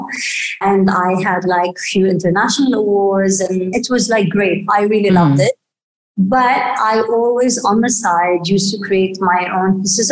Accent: Beirut, Beirut Governorate, Lebanon; I was brought up mainly in Beirut. I was born in Beirut and unfortunately during the war.

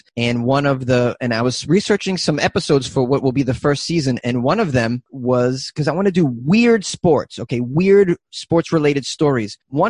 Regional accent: Massachusetts, United States; moved away as an adult; now in Los Angeles, United States; Oh, I was born and raised in Massachusetts.

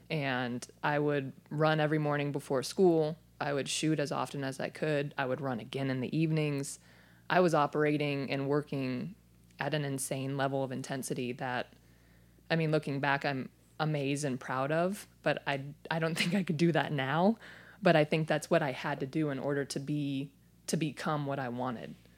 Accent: Phoenix, Arizona, United States; I was born and raised in Phoenix, Arizona

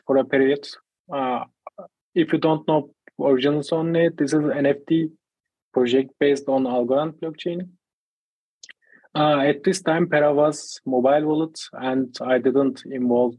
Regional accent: Turkey; I am from Turkey

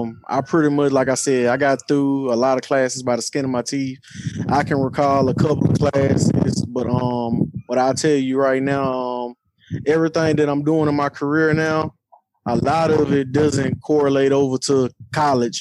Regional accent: Shreveport, Louisiana, United States; moved away as an adult; also born or lived in Baton Rouge, Louisiana; now in Dallas, United States; I'm originally from Shreveport, Louisiana.

